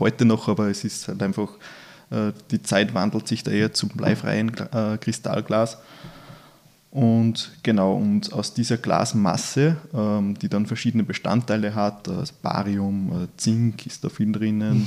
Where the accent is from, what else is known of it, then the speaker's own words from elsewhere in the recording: Upper Austria, Austria; moved away; Ich bin ja ursprünglich Oberösterreicher